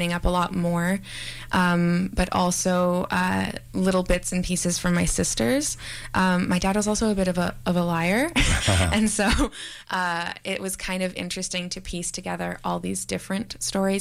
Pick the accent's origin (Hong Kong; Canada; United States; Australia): Canada; Victoria, British Columbia; moved away; also born or lived in Montreal; growing up in Victoria, which is sort of very white, and especially my elementary school